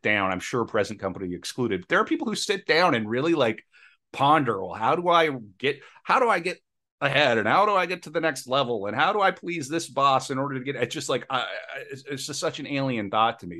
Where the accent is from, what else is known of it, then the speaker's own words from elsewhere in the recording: Midwest, United States; now in Saint Paul, United States; I come from the Midwest